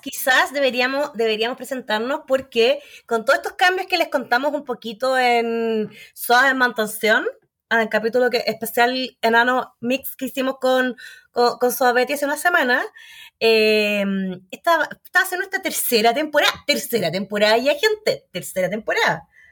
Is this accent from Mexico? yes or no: no; Magallanes and Chilean Antarctica, Chile; now in Santiago, Chile; soy de Magallanes